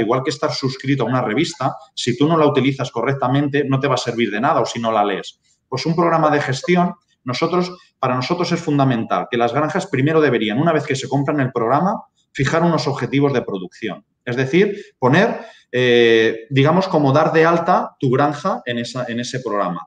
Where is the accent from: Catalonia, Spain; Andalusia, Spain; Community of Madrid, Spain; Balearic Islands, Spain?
Catalonia, Spain; Barcelona; now in Lleida, Spain; nací en Barcelona, eh, mi familia es de un pueblecito de Cuenca y desde pequeño pues siempre he vivido la agricultura y la ganadería